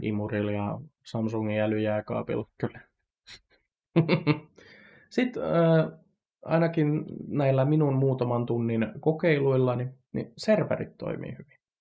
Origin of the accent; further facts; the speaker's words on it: Satakunta, Finland; satakuntalaisen nörtin